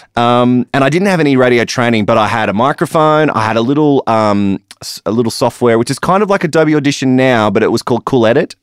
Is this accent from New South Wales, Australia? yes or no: yes; Newcastle, New South Wales, Australia; moved away as an adult; also born or lived in Alice Springs; I was born in Newcastle